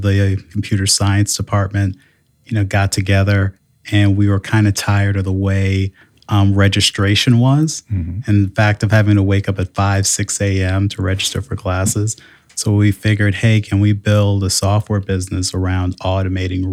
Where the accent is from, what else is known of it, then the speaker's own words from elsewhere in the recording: Hartford, Connecticut, United States; now in South Bend, United States; originally, I am from Hartford, Connecticut